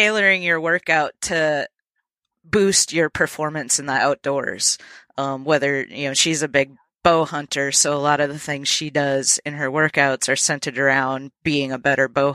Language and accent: English; Minnesota, United States; now in Nashville, United States; I'm from Minnesota originally